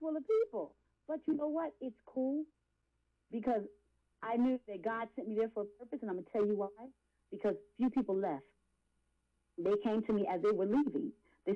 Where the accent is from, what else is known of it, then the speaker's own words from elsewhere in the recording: Philadelphia, Pennsylvania, United States; I'm from Philadelphia